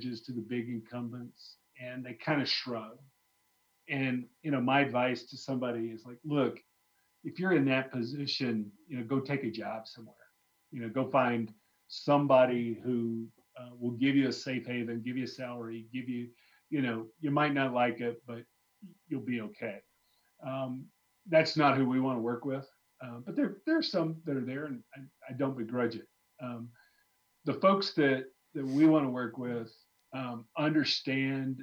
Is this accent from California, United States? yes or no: no; Arkansas, United States; moved away; I grew up in Arkansas early on